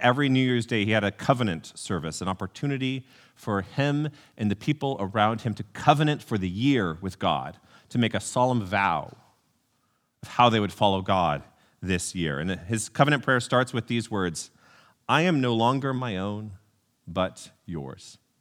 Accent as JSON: {"language": "English", "town": "College Station", "region": "Texas", "country": "United States", "tie": "born or raised there", "said": "I grew up in College Station, Texas"}